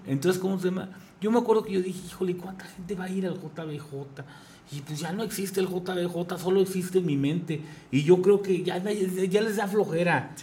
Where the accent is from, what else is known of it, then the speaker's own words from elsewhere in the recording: Querétaro, Mexico; yo soy queretano